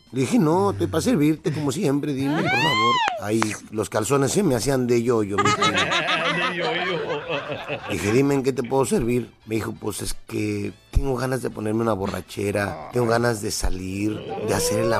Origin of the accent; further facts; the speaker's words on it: Guadalajara, Jalisco, Mexico; Soy de Guadalajara, Jalisco, la tierra donde serán